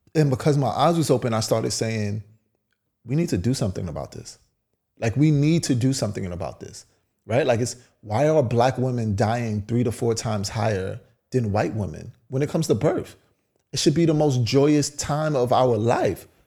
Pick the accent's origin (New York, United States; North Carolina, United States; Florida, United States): New York, United States; New York City; I grew up in Brownsville.